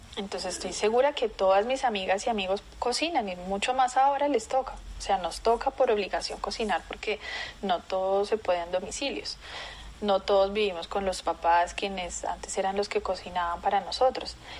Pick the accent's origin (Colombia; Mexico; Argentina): Colombia; also born or lived in Brazil; aquí en Colombia